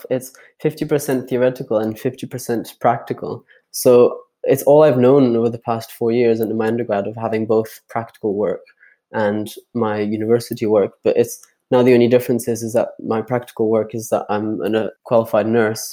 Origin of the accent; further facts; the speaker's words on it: Geneva, Switzerland; now in Edinburgh, United Kingdom; I'm originally from Geneva in Switzerland, living in Edinburgh just now.